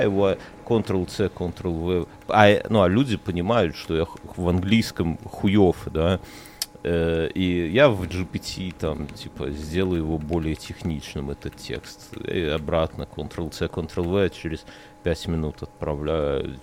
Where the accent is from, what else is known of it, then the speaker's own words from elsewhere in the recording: Belarus; now in Lithuania; я из Беларуси